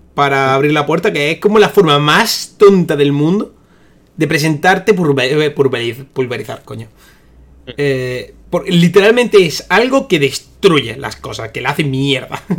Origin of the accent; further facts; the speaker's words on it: Almería, Andalusia, Spain; Soy de Almería